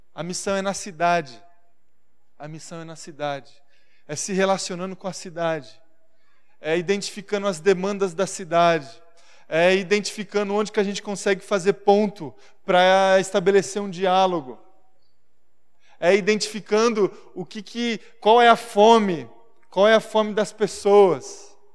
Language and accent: Portuguese; Marília, São Paulo, Brazil; now in São Paulo, Brazil; a cidade onde eu nasci, Marília